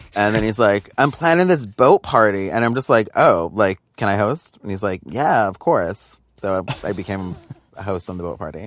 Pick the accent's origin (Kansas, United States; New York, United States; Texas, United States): New York, United States; I grew up in New York